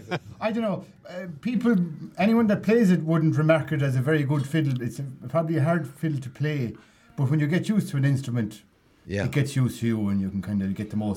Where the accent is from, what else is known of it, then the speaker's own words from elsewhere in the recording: Kilkishen, County Clare, Ireland; I'm from Kilkishan, so Kilmurry.